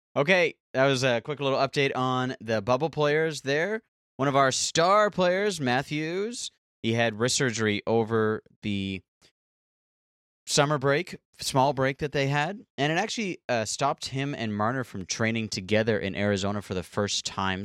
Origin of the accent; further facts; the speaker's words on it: Canada; I am so Canadian.